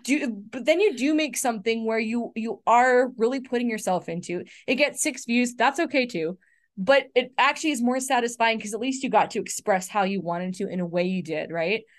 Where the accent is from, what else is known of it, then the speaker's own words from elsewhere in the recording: Canada; I'm Canadian